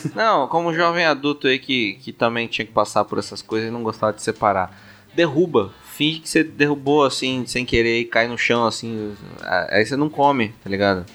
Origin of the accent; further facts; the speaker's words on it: São Paulo, Brazil; sou paulista